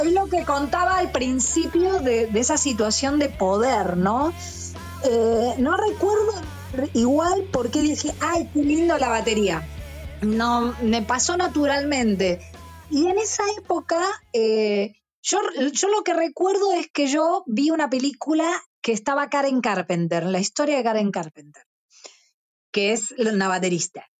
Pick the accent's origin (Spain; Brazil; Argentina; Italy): Argentina; Burzaco, Buenos Aires Province; yo soy de Bursaco